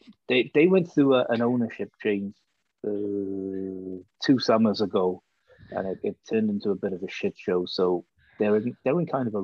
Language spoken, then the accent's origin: English; Wales, United Kingdom; accent: Welsh; Oh, I can get real strong if you like, but... You know.